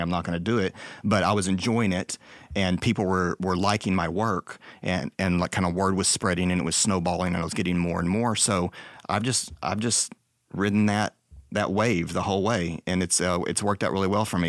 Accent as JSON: {"language": "English", "region": "Texas", "country": "United States", "tie": "born or raised there", "also_born_or_lived": "Dallas", "said": "I'm from Texas."}